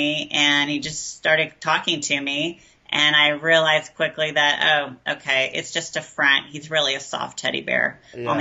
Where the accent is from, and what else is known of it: Garland, Texas, United States; born or raised there; moved away as an adult; now in Austin, United States